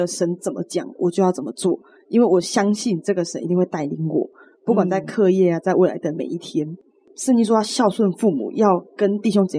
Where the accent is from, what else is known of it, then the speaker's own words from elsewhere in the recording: Chiayi, Taiwan; moved away as an adult; now in Tainan, Taiwan; 我是嘉义人，然后我是因为来台南念书，所以才住在这边，租房子在外面。